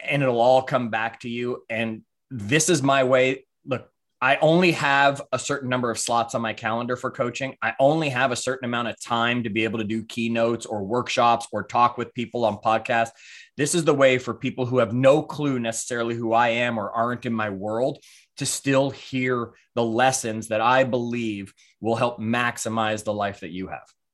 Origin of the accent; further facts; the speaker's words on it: Toronto, Ontario, Canada; moved away as an adult; also born or lived in New York / Clearwater, Florida; I was born in New York, raised in Toronto, actually, when my parents divorced.